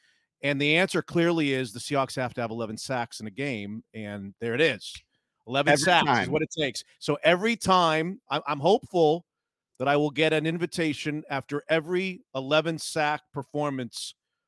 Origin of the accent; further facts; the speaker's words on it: Palm Beach County, Florida, United States; I grew up in Palm Beach County, Florida, which is about 90 minutes north of Miami. And I grew up in the 70s there.